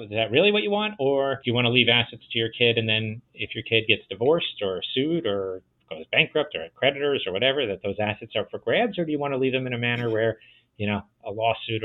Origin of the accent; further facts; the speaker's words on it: New Jersey, United States; New Jersey, my home state